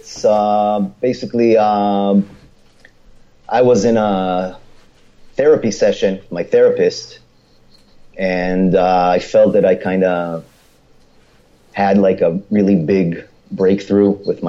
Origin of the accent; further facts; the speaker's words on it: Israel; English is a second language; and I told her that I'm from Israel